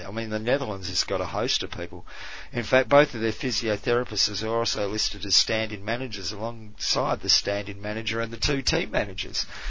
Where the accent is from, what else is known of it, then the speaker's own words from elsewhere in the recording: Australia; I'm Australian, but you become an oh, adopted